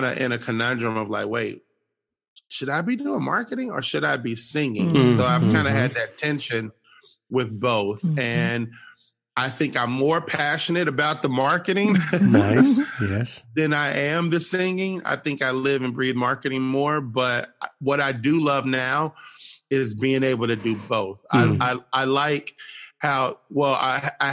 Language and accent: English; Cincinnati, Ohio, United States; moved away as an adult; now in Nashville, United States; I'm originally from Cincinnati, Ohio